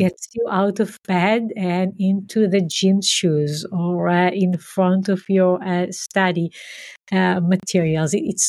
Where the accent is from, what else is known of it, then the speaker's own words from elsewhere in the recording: Israel; But first I grew up in Israel, in a community that is very different than where I am now. So it was a small community, a socialist community where we walked the land and had farming and animals and so on.